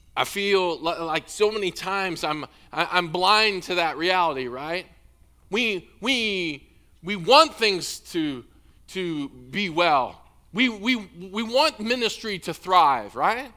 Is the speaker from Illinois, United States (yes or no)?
yes; Illinois, United States; moved away; I grew up in Illinois